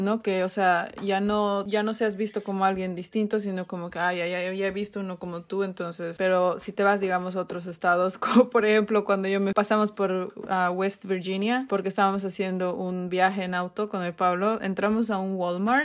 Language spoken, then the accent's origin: Spanish; Bolivia; moved away